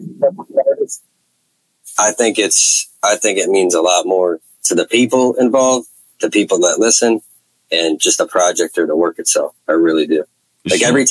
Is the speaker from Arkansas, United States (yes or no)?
no; Connecticut, United States; now in New Castle, United States; I'm from Newcastle, Pennsylvania. It's like right on the line, Ohio, like 10 minutes away. Originally from Connecticut